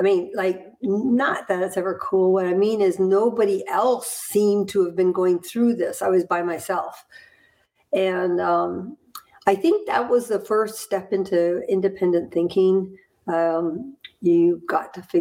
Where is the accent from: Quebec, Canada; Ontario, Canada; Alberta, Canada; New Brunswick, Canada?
Ontario, Canada; Hamilton; moved away; also born or lived in Florida / Burlington, Vermont; I was born in Hamilton, Ontario, in Canada.